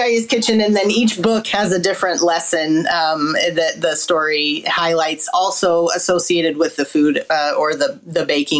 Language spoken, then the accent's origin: English; Salt Lake City, Utah, United States; I was born and raised in Salt Lake City, Utah, and it's actually a very large and active Greek community.